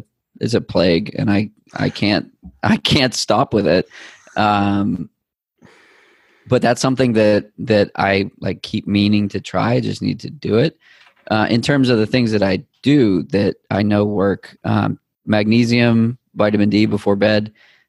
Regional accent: New England, United States; You can tell I'm from New England.

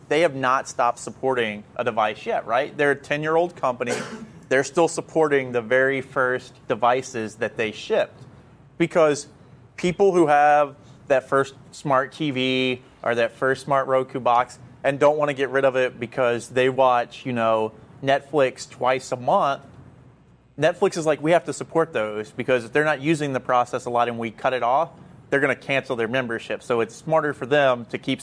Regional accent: United States; As an American

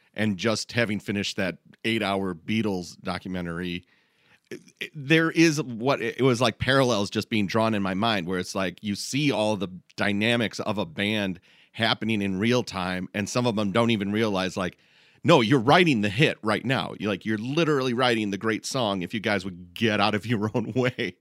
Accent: Midwest, United States; we're all from the Midwest

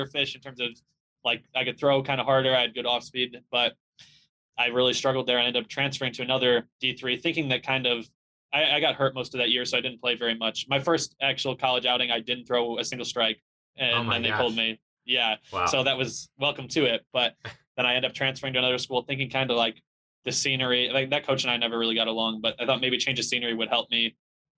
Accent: Chicago, Illinois, United States; I'm from Chicago area, suburbs of Chicago. I grew up there

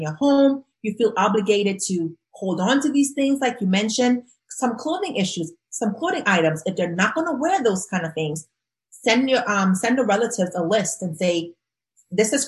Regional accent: Trinidad & Tobago; moved away; growing up in Trinidad and Tobago

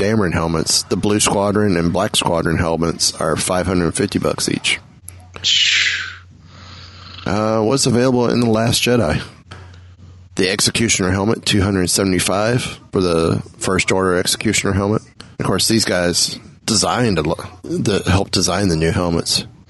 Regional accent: Vancouver, British Columbia, Canada; I love my hometown of Vancouver and our obscenely gifted crew.

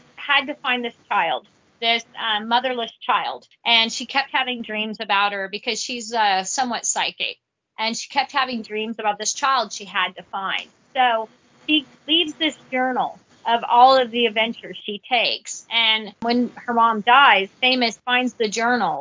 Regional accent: Vancouver, Washington, United States; also born or lived in Battle Ground, Washington / Camas, Washington / Washougal, Washington; now in Houston, United States; I was raised in Washington State

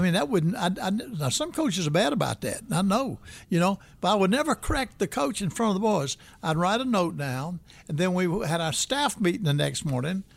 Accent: Birmingham, Alabama, United States; moved away as an adult; also born or lived in West Virginia; now in Tallahassee, United States; I was raised in Birmingham, Alabama

